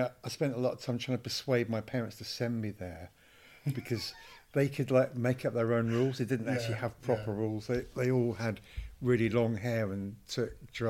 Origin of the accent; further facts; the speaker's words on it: Totnes, South West England, United Kingdom; also born or lived in Heswall, the Wirral / the Midlands; And then my parents moved to the Midlands and then to Devon. So, yeah, mostly in Devon, around Totnes, Dartington, in the 70s, 60s and 70s.